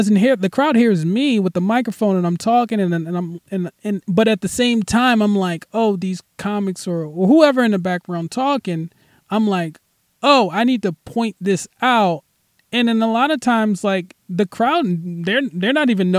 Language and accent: English; Philadelphia, Pennsylvania, United States; moved away as an adult; now in Los Angeles, United States; I'm originally from Philly. I moved to L.A.